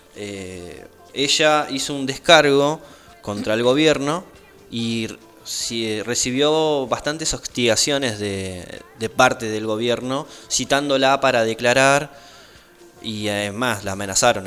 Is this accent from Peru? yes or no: no; Argentina; como argentinos